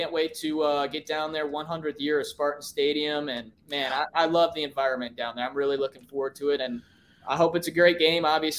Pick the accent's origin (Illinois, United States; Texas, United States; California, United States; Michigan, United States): Michigan, United States; Lansing; Yeah, I grew up in Lansing. Actually, I live down in the Lansing area